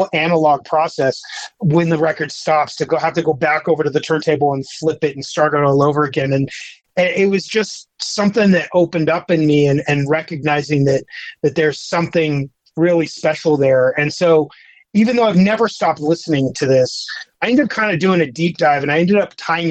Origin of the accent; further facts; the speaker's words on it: Utah, United States; I grew up in Utah, and it's just sort of a unique place to grow up